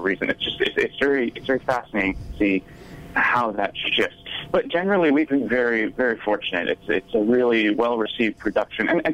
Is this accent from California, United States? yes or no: no; Nashua, New Hampshire, United States; moved away; I'm originally from Nashua, New Hampshire, so not too far away